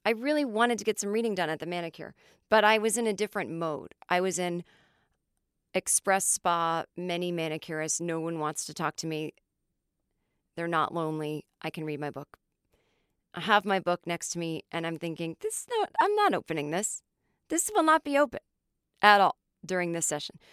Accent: Los Angeles, California, United States; accent: American; also born or lived in New York; my hometown of L

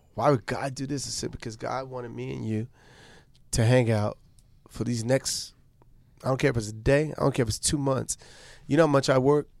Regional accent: New York City, New York, United States; Born and raised. We went to LaGuardia High School

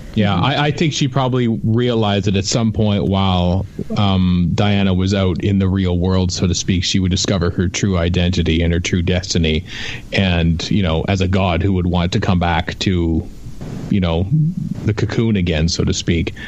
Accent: Canada; as a Canadian

